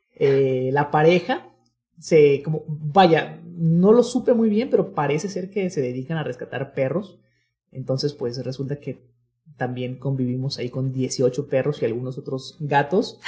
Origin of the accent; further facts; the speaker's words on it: Guadalajara, Jalisco, Mexico; todos los amigos que somos de acá de Guadalajara